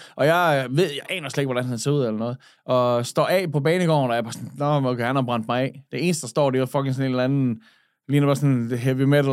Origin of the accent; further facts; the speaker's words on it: Skanderborg, Central Denmark Region, Denmark; moved away as an adult; also born or lived in Switzerland; now in Aarhus, Denmark; da jeg flyttede fra Skanderborg, jeg, dengang jeg blev student, så flyttede jeg til Schweiz